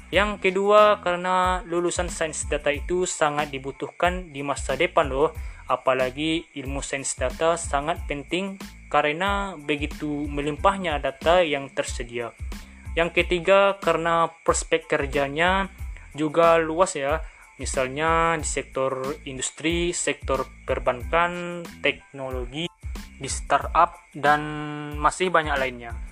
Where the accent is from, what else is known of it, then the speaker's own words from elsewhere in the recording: West Sumatra, Indonesia; Saya berasal dari Kecamatan Rau Utara, Kabupaten Pasaman, Provinsi Sumatera Barat.